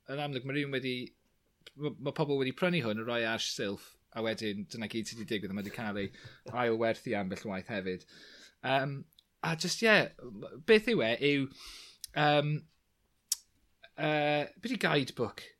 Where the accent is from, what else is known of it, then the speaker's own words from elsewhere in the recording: Clwydian Range, Wales, United Kingdom; Bryniau Clwyd, achos yn amlwg dyna fy milltir sgwar i.